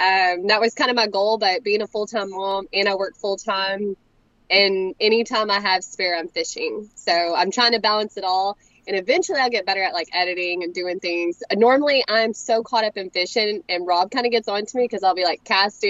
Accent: Corpus Christi, Texas, United States; born there; now in Longview, United States; I'm more in the Longview, Tyler area.

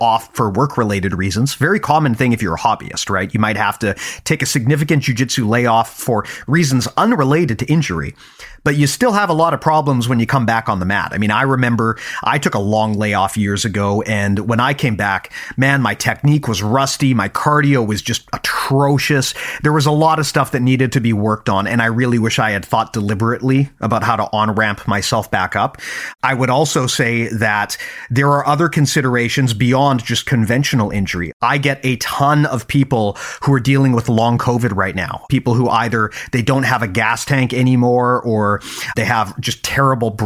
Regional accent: Canada; also born or lived in Vancouver, British Columbia; I'm Canadian, right? Yeah. I live in Vancouver, yeah. BC

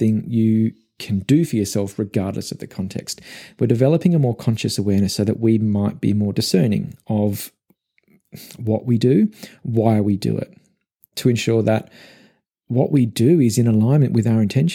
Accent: Melbourne, Victoria, Australia; also born or lived in Gold Coast, Queensland; I'm originally from Melbourne. It's my home.

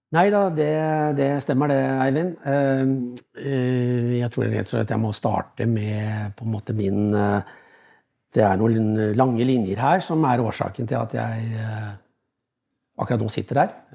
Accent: Oslo, Norway; moved away; also born or lived in Koppang; Jeg er fra Oslo

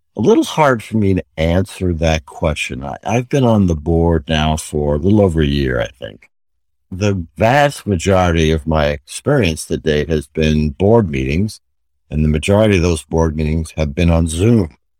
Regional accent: New York City, New York, United States; moved away; also born or lived in Connecticut; my mother was a purchasing agent in the local hospital where I grew up in New York City

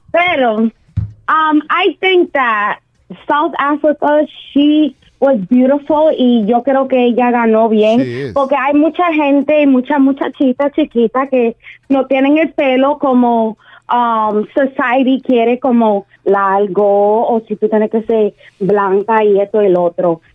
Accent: Dominican Republic; yo soy dominicana

